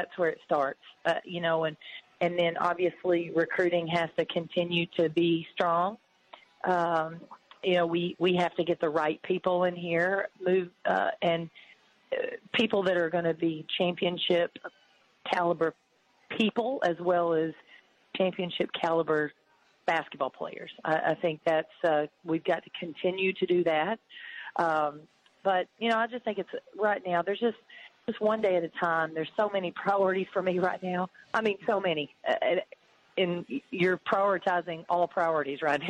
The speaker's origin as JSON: {"language": "English", "region": "Tennessee", "country": "United States", "said": "at Tennessee, in my home state"}